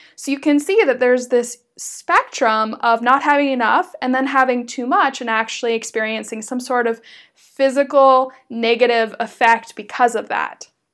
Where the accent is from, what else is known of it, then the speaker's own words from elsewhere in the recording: United States; moved away as an adult; also born or lived in Berlin, Germany; as an American